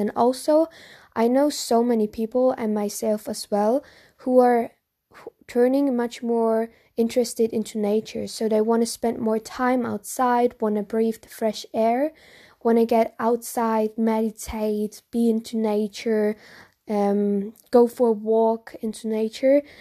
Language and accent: English; Germany; I'm from Germany